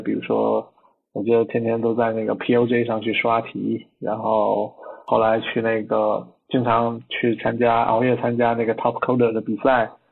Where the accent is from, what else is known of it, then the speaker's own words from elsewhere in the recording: Nanning, Guangxi, China; 我的老家是在广，广西南宁，西南， 边陲小城